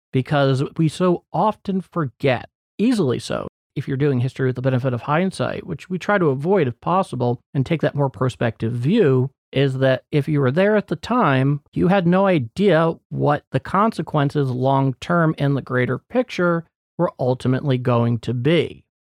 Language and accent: English; United States; as an American, it's as real to me as